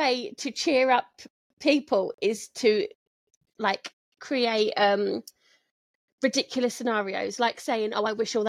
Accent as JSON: {"language": "English", "region": "London", "country": "United Kingdom", "said": "I'm from Southwest London. Yeah, it's not posh."}